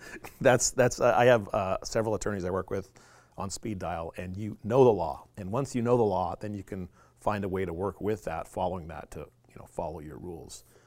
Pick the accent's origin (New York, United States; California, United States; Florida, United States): Florida, United States; Clearwater, Tampa, Saint Petersburg; now in Alaska, United States; I'm actually originally from Florida